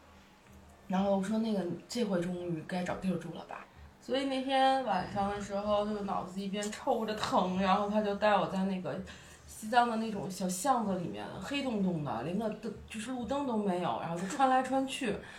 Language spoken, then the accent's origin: Chinese; Beijing, China; moved away as an adult; now in Lhasa, China; 就你在北京 从小在温室里长大，虽然家庭不是很优，优秀，就是很优质的那种富二代家庭，是很普通的工人家庭，但是父母爱你啊